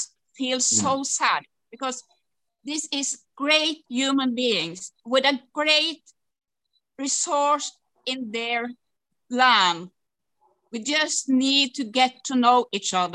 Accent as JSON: {"language": "English", "country": "Norway", "said": "from Norway"}